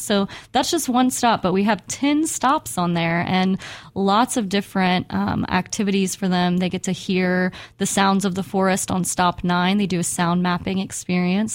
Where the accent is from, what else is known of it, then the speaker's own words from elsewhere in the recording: Houston, Texas, United States; I grew up in Houston, Texas